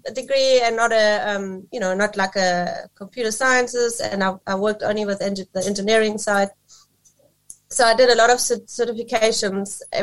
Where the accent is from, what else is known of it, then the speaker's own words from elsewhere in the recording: Germany; moved away as an adult; now in South Africa; I'm actually originally from Germany. I grew up there